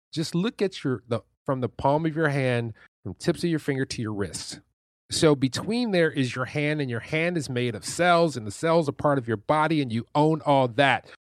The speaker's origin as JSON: {"language": "English", "town": "Detroit", "region": "Michigan", "country": "United States", "tie": "born or raised there", "said": "I come from Detroit, Michigan, which is, and on the east side, which is the hood. I lived there for the first, like, fifteen and a half years of my life, and then we moved to the suburbs."}